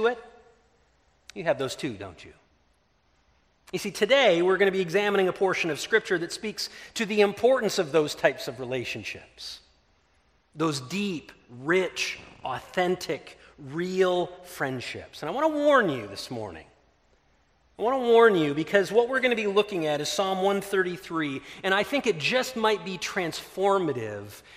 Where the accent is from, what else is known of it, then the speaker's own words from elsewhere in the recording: Ludington, Michigan, United States; moved away; our hometown of Ludington